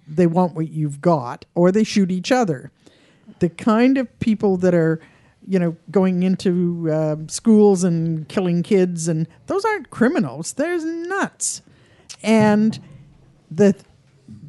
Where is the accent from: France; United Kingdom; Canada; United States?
Canada; as a Canadian